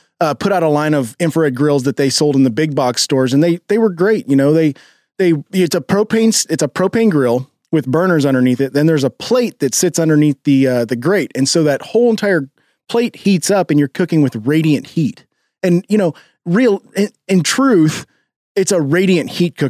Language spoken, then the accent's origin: English; Kansas City, Missouri, United States; When you live in Kansas City, and I grew up in Kansas City, been in Kansas City my entire life